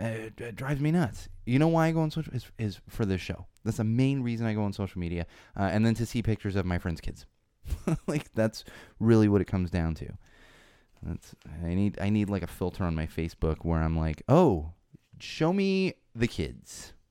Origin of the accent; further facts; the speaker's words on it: San Diego, California, United States; I grew up in San Diego.